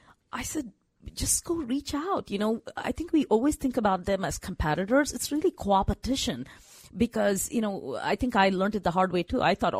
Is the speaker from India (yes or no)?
yes; Bangalore, Karnataka, India; So growing up in Bangalore, I mean, good thing about Bangalore is, you know, you learn the language, right? English.